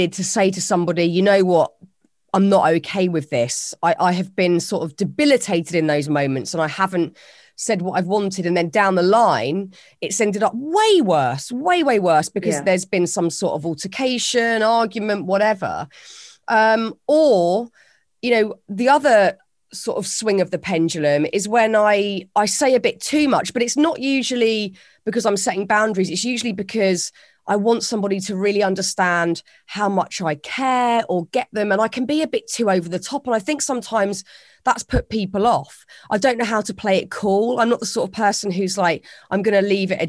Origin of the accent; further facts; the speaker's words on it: United Kingdom; It's a very British thing to sort of not say what we're thinking and smile and nod